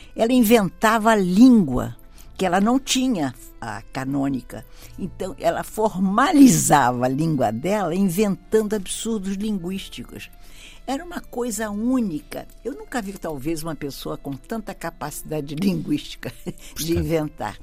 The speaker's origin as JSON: {"language": "Portuguese", "country": "Brazil", "tie": "born or raised there", "said": "nasci no Brasil e filha de galegos, de origem"}